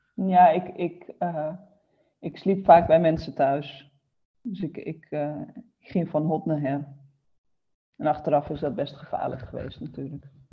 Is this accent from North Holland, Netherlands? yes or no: no; Groningen, Netherlands; moved away as an adult; now in Roden, Netherlands; Ik ben altijd opgegroeid in Groningen, dus altijd in het noorden gebleven.